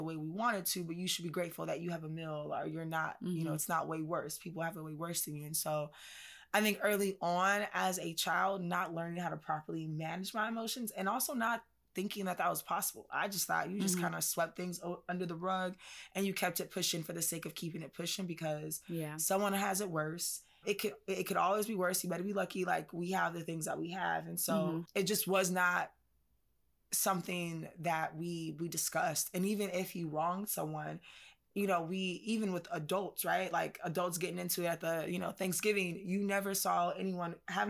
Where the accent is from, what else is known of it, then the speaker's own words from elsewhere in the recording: California, United States; Janae already knows, like I am from California. So definitely we have laughs about that. Like mm-hmm. just totally West Side, California chick.